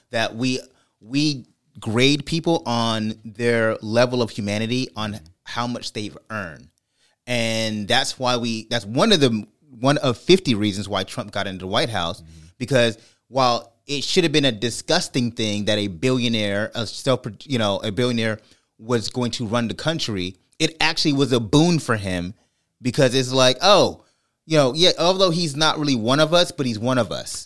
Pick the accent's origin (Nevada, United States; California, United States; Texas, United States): California, United States; I'm from California